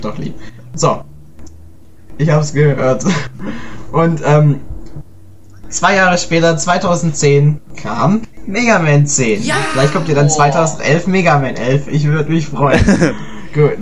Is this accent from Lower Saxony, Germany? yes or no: no; Stuttgart, Baden-Württemberg, Germany; bei uns in Stuttgart